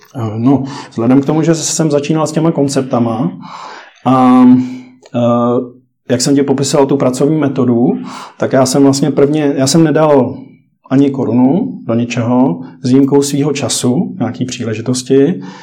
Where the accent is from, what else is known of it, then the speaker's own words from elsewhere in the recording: Czechia; jsme šikovní, tady myslím, jako si umíme poradit jako Češi